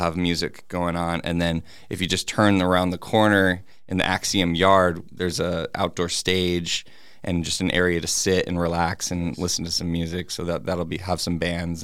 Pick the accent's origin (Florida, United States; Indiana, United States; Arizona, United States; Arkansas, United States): Arizona, United States; Peoria; also born or lived in Phoenix, Arizona / Glendale, Arizona; I was born in Phoenix, and then um, my family lived mostly in Glendale and Peoria, kind of just you know between those two areas, like a little bit in Glendale, and then mostly pretty much I grew up in the the right behind Skyview Elementary